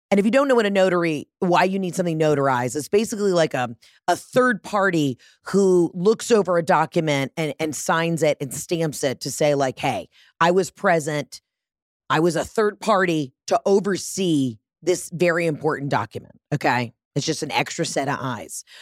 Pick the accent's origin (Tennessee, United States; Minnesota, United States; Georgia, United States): Georgia, United States; Atlanta; I'm from Atlanta, Georgia